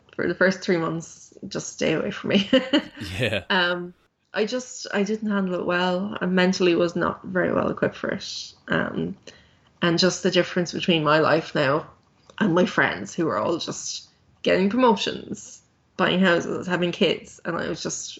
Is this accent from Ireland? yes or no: yes; Ireland; I'm Irish.